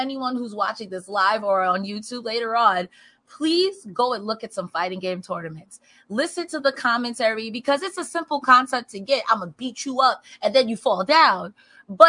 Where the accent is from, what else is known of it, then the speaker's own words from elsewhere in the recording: New York, United States; I grew up in New York